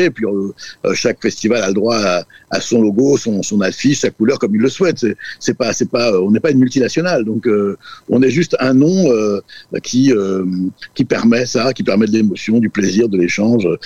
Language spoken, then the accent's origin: French; Brittany, France; first language Breton; Alors en fait, moi, ma langue maternelle, c'est le breton. Donc euh, je pense que c'est vraiment très important de défendre nos langues, nos langues. Et, évidemment, je suis euh, français et j'aime par-dessus tout notre langue française